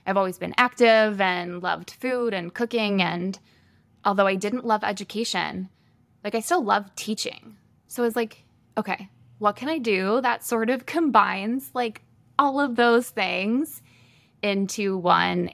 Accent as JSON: {"language": "English", "region": "Michigan", "country": "United States", "moved": "as an adult", "lives_now": "Sioux Falls, United States", "said": "I am originally from Michigan"}